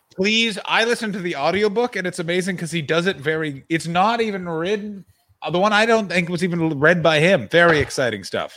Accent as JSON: {"language": "English", "town": "Ottawa", "region": "Ontario", "country": "Canada", "tie": "born or raised there", "moved": "yes", "said": "I will be in my hometown of Ottawa, Ontario, Canada"}